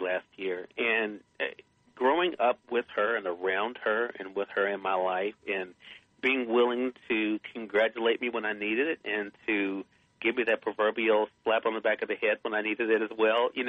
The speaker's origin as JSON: {"language": "English", "area": "the South", "region": "home state of Mississippi", "country": "United States", "tie": "born or raised there", "said": "I tell people I'm from the South. That's the way I was raised."}